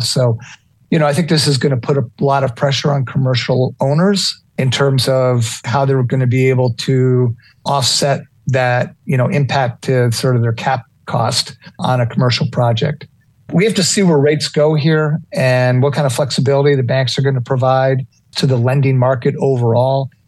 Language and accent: English; New York City, New York, United States; moved away; I'm a New York City kid. I was born in Manhattan